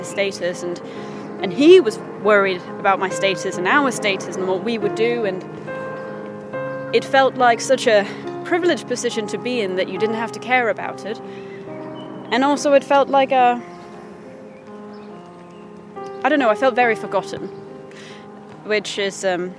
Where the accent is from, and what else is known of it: Denmark; English is a second language; now in London, United Kingdom